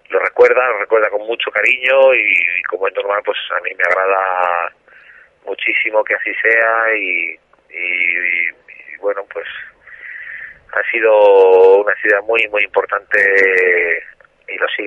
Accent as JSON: {"language": "Spanish", "town": "Zaragoza", "region": "Aragon", "country": "Spain", "moved": "as an adult", "said": "Yo me siento aragonés por los cuatro costados y, y Zaragoza es mi tierra. ¿no?"}